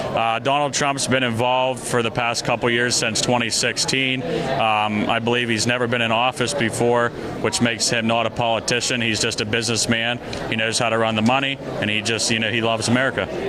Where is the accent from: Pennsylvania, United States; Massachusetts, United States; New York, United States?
Pennsylvania, United States; Butler County; I'm from Butler County, Pennsylvania, where I am a precinct committee man for Winfield Township